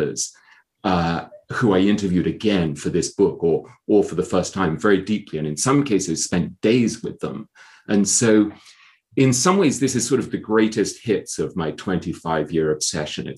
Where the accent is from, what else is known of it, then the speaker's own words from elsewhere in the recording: England, United Kingdom; moved away as an adult; also born or lived in Hong Kong / London / New York; I grew up in England.